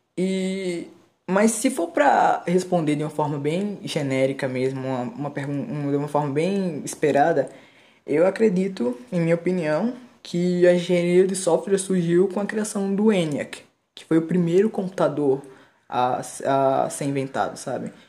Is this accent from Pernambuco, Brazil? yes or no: yes; Pernambuco, Brazil; Eu sou pernambucano